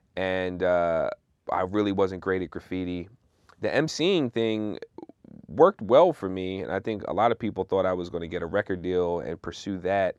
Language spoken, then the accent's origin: English; Philadelphia, Pennsylvania, United States; moved away as an adult; I'm originally from Philly